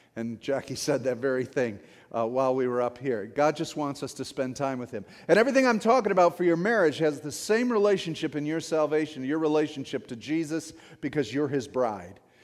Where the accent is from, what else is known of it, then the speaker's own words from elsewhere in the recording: St. Clair Shores, Michigan, United States; I grew up in Saint Clair Shores, hockey town, right?